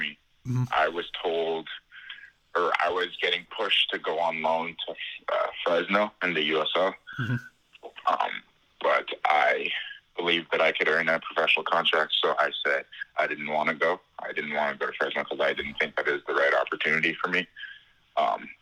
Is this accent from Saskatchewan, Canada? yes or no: no; Ottawa, Ontario, Canada; I'm from Ottawa, Ontario in Canada